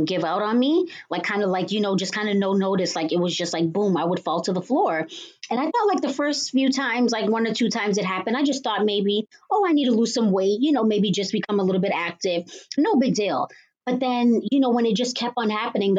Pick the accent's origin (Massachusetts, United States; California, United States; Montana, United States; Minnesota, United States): Massachusetts, United States; Cambridge; I was born and raised in Cambridge, Massachusetts.